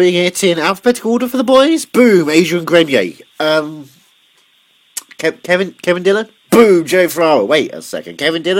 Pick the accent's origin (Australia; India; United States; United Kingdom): United Kingdom; England; accent: English; I am very English.